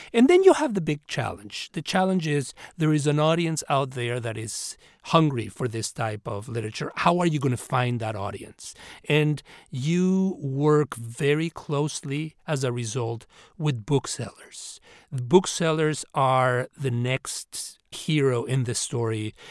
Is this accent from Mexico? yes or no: yes; Mexico City, Mexico; now in United States; I grew up in Mexico City and uh, came to this country as an immigrant